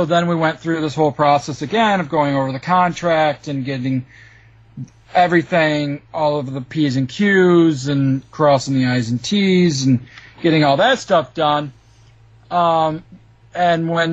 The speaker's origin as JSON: {"language": "English", "region": "Michigan", "country": "United States", "said": "I'm from Michigan"}